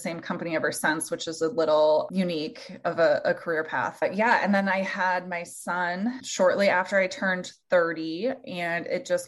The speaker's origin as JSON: {"language": "English", "region": "Minnesota", "country": "United States", "tie": "born or raised there", "moved": "as an adult", "lives_now": "Iowa, United States", "said": "I was born and raised in Minnesota"}